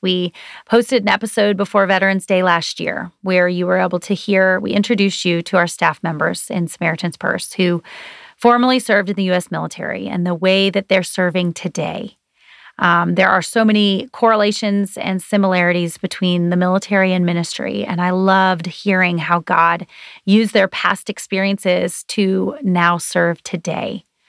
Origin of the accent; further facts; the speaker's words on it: United States; We are grateful to be Americans